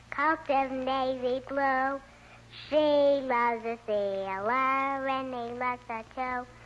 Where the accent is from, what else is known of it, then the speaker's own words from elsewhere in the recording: Brooklyn, New York, United States; From Brooklyn.